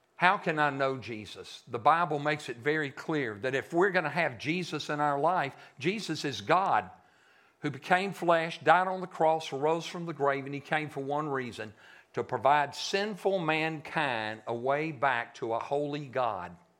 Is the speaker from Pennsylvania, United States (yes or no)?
no; Shreveport, Louisiana, United States; moved away; I'm a Yankee. I'm from Shreveport